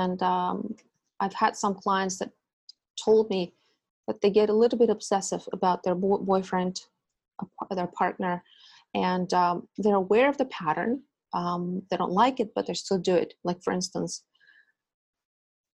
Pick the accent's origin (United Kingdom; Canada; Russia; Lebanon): Russia; moved away as an adult; now in United States; I come from Russia, and I was born in Soviet Union